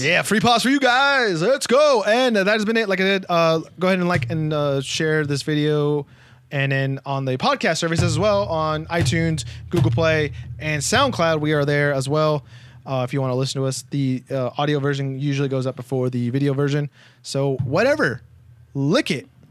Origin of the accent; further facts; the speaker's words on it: United States; We're two American boys